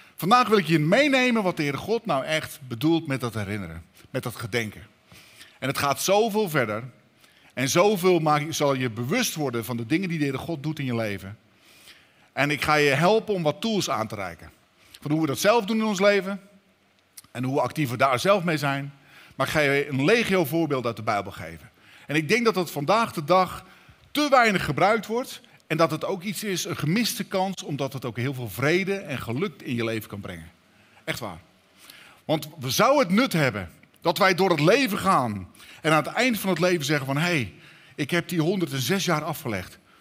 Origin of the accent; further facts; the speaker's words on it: Katwijk, South Holland, Netherlands; We komen uit Katwijk